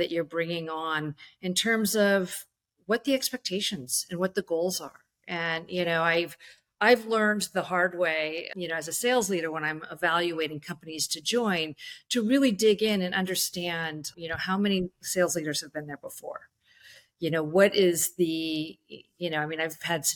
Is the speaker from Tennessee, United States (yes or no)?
no; Bay Area, California, United States; I'm from the Bay Area